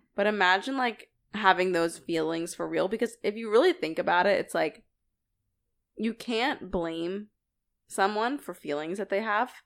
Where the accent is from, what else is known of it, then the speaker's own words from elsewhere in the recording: Philadelphia, Pennsylvania, United States; we are from Philly, and Sixers are our basketball team.